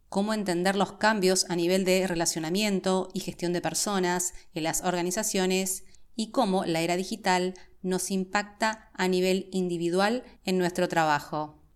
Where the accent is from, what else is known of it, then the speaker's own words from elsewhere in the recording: Buenos Aires, Argentina; also born or lived in Santiago, Chile; Como te comenté, nací en Santiago de Chile, pero he vivido desde casi toda mi vida en Buenos Aires, Argentina, desde que tenía seis años de edad, y he vivido en la ciudad de Buenos Aires específicamente, con lo cual estoy súper aporteñada